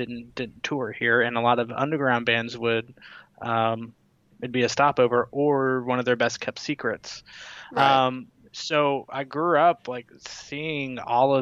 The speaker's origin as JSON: {"language": "English", "town": "Mount Juliet", "region": "Tennessee", "country": "United States", "tie": "born or raised there", "also_born_or_lived": "California", "said": "I grew up in Mount Juliet, Tennessee, which is a suburb of Nashville"}